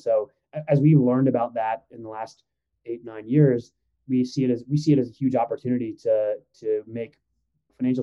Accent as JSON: {"language": "English", "region": "Midwest", "country": "United States", "tie": "born or raised there", "also_born_or_lived": "Iran", "said": "was born in Iran, and my parents moved here when I was very young, moved to the Midwest, and, you know, kind of grew up in a modest, maybe lower middle class environment"}